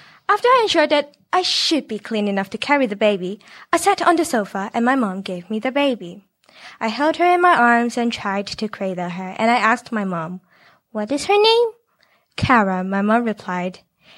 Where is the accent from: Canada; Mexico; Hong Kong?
Hong Kong; especially growing up in Hong Kong. People don't have the energy and space to have the second kid. I was also once the only child in my family